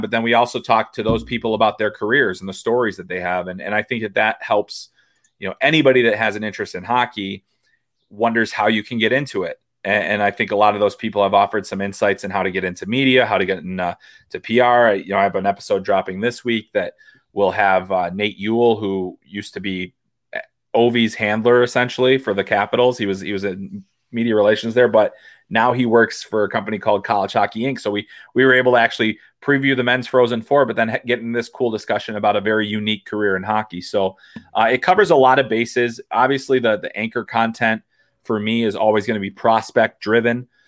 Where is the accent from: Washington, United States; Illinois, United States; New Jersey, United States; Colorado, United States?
Illinois, United States; Chicago; moved away as an adult; also born or lived in Michigan; now in Iowa, United States; I grew up in Chicago, and so obviously the Blackhawks were a big deal